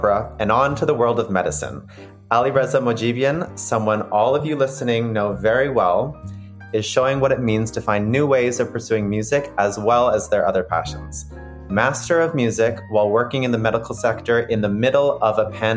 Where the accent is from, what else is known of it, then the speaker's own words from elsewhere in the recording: Japan; moved away; having been born in Japan